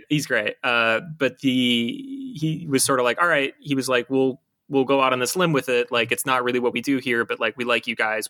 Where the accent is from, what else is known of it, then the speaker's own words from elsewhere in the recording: Buffalo, New York, United States; moved away as an adult; growing up in Buffalo